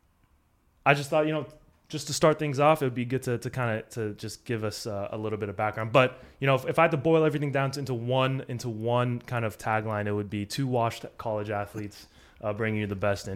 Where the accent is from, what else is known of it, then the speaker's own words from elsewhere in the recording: Los Angeles, California, United States; From people in LA, I say I'm from the Valley